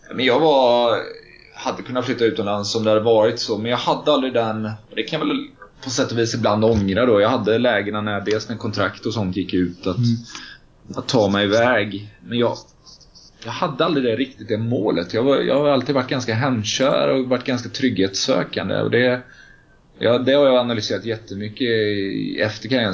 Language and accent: Swedish; Gothenburg, Västra Götaland, Sweden; moved away as an adult; now in Stockholm, Sweden; komma till Stockholm som göteborgare eh, var också svårt.